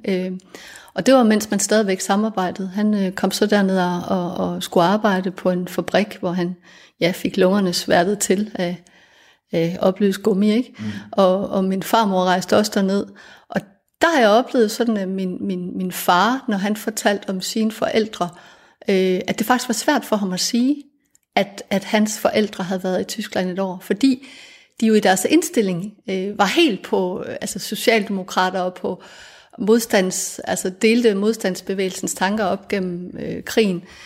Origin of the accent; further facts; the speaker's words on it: Denmark; vi er fælles om at være født i Danmark